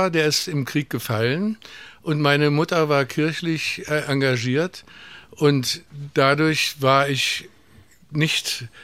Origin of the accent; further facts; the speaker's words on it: East Germany, Germany; Aber wir, man konnte ja immer noch als Ostdeutscher ohne Probleme nach West-Berlin wechseln.